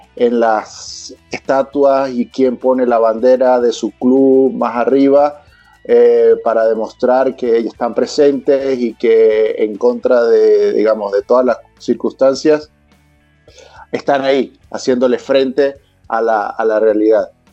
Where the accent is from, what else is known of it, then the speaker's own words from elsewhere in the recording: Venezuela; now in Chile; Te lo digo yo como venezolano